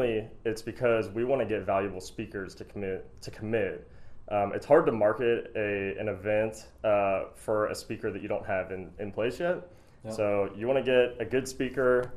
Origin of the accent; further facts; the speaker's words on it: Pittsburgh, Pennsylvania, United States; now in Kentucky, United States; I'm originally from Pittsburgh, Pennsylvania